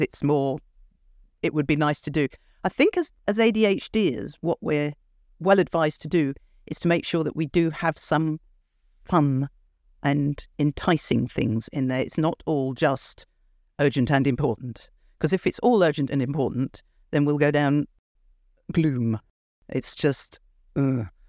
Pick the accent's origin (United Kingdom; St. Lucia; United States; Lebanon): United Kingdom; Look at me being British